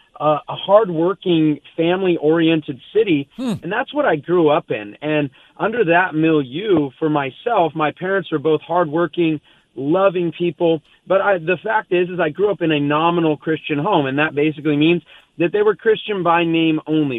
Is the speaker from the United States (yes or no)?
yes; Southern California, United States; I grew up here in Southern California.